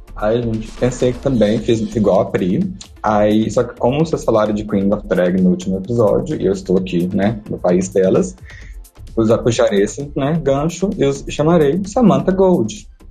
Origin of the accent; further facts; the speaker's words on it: Coronel Fabriciano, Minas Gerais, Brazil; moved away as an adult; also born or lived in Belo Horizonte; now in Berlin, Germany; sou de Coronel Fabriciano, Minas Gerais